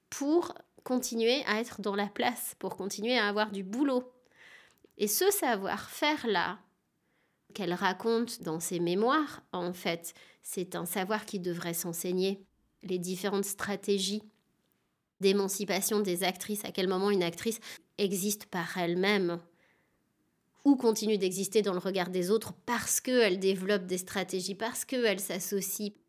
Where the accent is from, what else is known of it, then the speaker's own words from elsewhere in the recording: Chenôve, Bourgogne-Franche-Comté, France; Donc j'ai grandi moi à Chenauve, dans la banlieue dijonnaise.